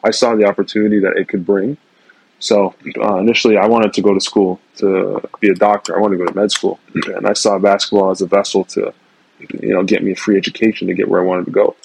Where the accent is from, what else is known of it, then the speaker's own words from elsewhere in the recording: Mississauga, Ontario, Canada; moved away as an adult; also born or lived in Toronto; growing up in Mississauga was fun.